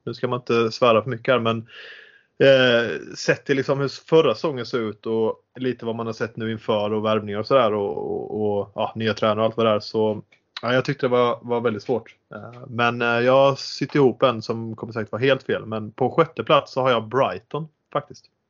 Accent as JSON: {"language": "Swedish", "town": "Halmstad", "region": "Halland County", "country": "Sweden", "tie": "born or raised there", "said": "Född och uppvuxen i Halmstad. Bor fortfarande i Halmstad"}